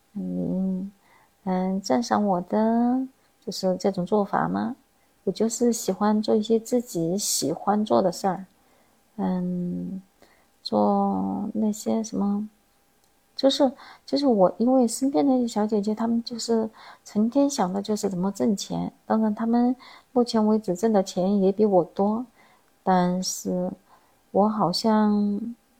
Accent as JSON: {"language": "Chinese", "region": "Chongqing", "country": "China", "tie": "born or raised there", "accent": "Chongqing-accented Mandarin (椒盐普通话)", "said": "我是一个地地道道的重庆人。地地道道是什么意思呢？就是土生土长的意思，也就是生在重庆，长在重庆的意思。这是不是有点听不懂呀？这是我们重庆的方言。我现在说的普通话也是我们重庆的普通话。我们平常叫做椒盐普通话"}